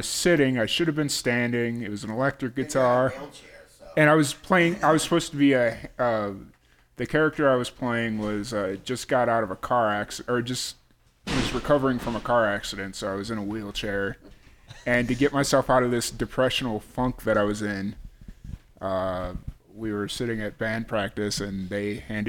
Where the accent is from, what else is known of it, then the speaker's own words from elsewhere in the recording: Chicago, Illinois, United States; I grew up in South Chicago